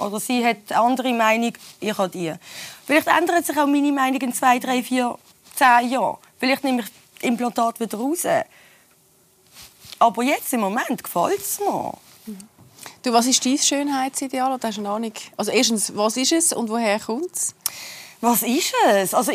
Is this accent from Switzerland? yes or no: yes; Switzerland; ich bin ja hier in der Schweiz geboren und aufgewachsen